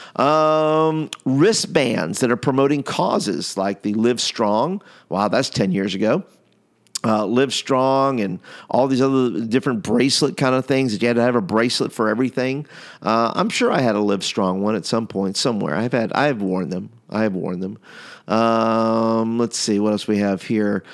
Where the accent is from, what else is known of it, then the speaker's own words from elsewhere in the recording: New York, United States; now in Alabama, United States; I'm from New York